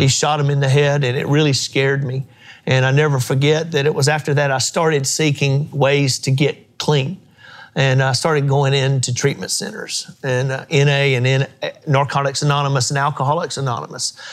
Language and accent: English; Mount Gilead, United States; the old church I grew up in in Mount Gilead